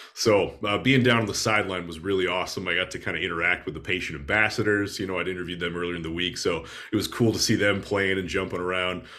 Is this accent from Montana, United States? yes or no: yes; Bozeman, Montana, United States; I grew up in Bozeman